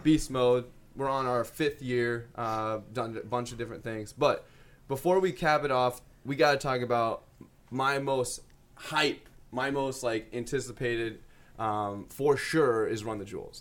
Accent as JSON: {"language": "English", "town": "Des Moines", "region": "Iowa", "country": "United States", "said": "we're from Des Moines, Iowa"}